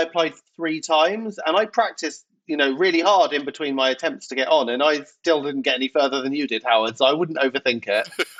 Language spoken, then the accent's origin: English; England, United Kingdom; No, I'm just English, honey. I did one of those 23andMe. I'm just English.